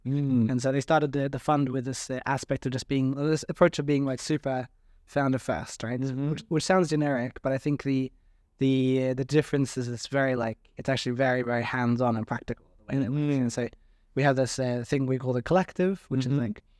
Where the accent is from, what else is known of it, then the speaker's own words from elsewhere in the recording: Sweden; moved away as an adult; also born or lived in Australia; Yeah, so I mean, I'm originally Swedish.